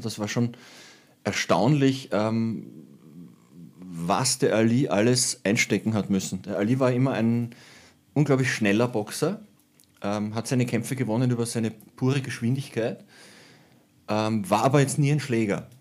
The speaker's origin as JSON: {"language": "German", "region": "Lower Austria", "country": "Austria", "said": "ich bin ein Niederösterreicher"}